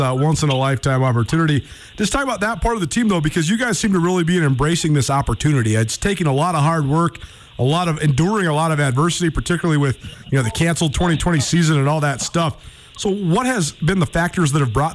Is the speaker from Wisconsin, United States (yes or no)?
no; Missoula, Montana, United States; having a radio show in my hometown in Missoula